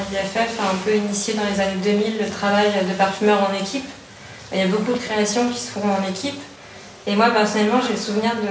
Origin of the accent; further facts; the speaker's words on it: Hauts-de-France, France; en tant que personne du Nord aussi, je me suis dit, tiens, c'est marrant, ça sent la graffe, la betterave